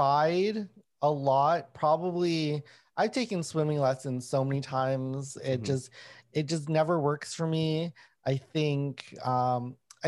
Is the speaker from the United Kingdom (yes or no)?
no; Winnipeg, Manitoba, Canada; when I was growing up in Winnipeg